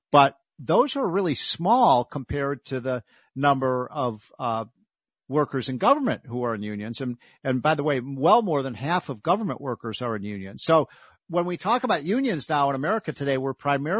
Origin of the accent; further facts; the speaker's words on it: Chicago, Illinois, United States; my hometown of Chicago